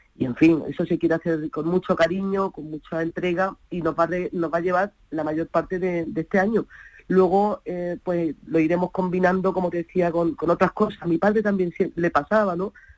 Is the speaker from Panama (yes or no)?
no; Granada, Andalusia, Spain; moved away as an adult; now in Málaga, Spain; Yo nací en Granada, eh, de la cual me siento orgullosísima, pero bueno, vivo en Málaga